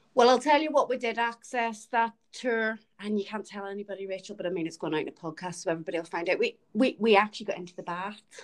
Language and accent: English; Ireland; moved away; I'm from Ireland